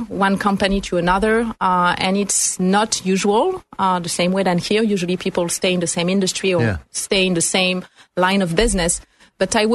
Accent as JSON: {"language": "English", "country": "France", "tie": "born or raised there", "moved": "as an adult", "lives_now": "United States", "said": "I'm French, and I was born in France about 40 years ago now"}